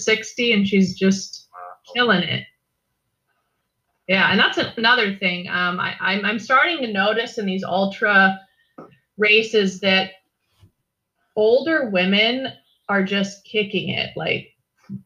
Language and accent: English; Hawaii, United States; I'm from Hawaii